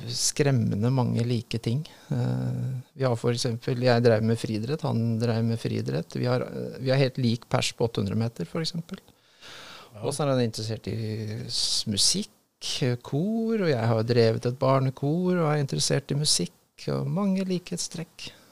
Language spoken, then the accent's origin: Norwegian; Drammen, Buskerud, Norway; also born or lived in Tønsberg; jeg trådte mine barnesko i Drammen.